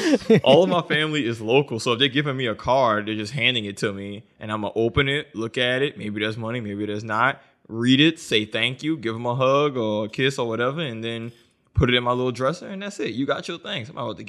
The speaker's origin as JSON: {"language": "English", "region": "the South", "country": "United States", "tie": "born or raised there", "said": "So I didn't grow up ice skating because I grew up in the South and we didn't have ice or snow."}